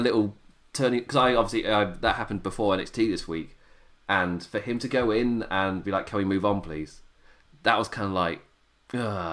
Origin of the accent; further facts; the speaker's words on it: England, United Kingdom; an Englishman